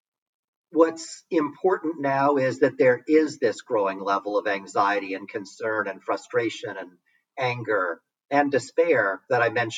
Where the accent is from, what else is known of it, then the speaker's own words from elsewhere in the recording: New York City, New York, United States; growing up in New York City